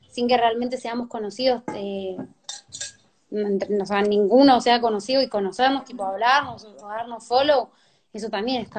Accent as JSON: {"language": "Spanish", "region": "Jujuy", "country": "Argentina", "also_born_or_lived": "Tucumán", "said": "cuando yo llegué de, de Jujuy, de Tucumán hacia acá, ya en Tucumán ya había cierto underground conectado con el de acá en el reggaetón"}